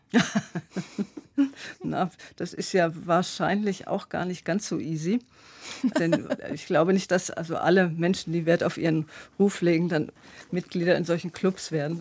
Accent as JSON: {"language": "German", "town": "Freiburg", "region": "Baden-Württemberg", "country": "Germany", "tie": "born or raised there", "moved": "yes", "lives_now": "Karlsruhe, Germany", "said": "ich bin eine Freiburger Bobille, ich bin in Freiburg geboren"}